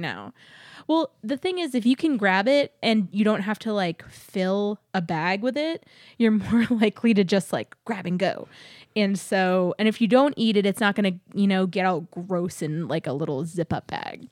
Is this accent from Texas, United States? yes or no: yes; Texas, United States; growing up in Texas